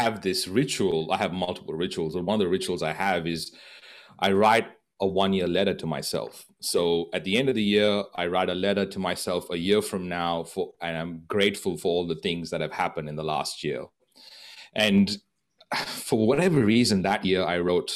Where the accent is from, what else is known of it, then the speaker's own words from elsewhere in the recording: Goa, India; moved away; my hometown in Goa in India